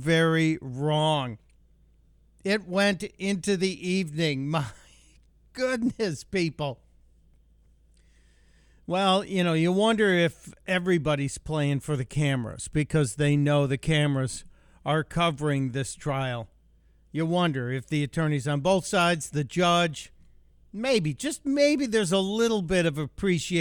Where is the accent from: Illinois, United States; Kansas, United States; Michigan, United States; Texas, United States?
Illinois, United States; Chicago; where I grew up in Chicago